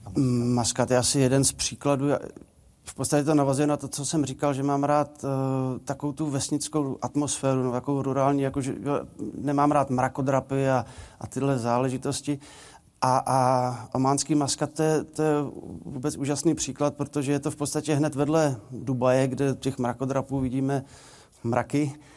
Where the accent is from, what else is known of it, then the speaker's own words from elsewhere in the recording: Polička, Vysočina Region, Czechia; moved away as an adult; now in Hradec Králové, Czech Republic; já jsem rodák z Poličky z Vysočiny, tam jsem žil 18 let